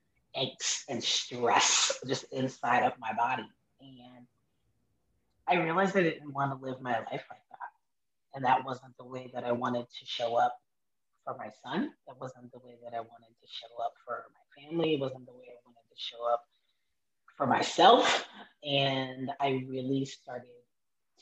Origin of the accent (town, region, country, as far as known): Miami, Florida, United States; born or raised there; also born or lived in Haiti (parents); now in Orlando, United States